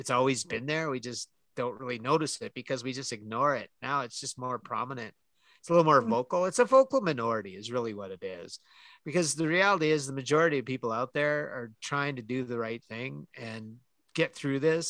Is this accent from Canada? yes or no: yes; Canada; I'm Canadian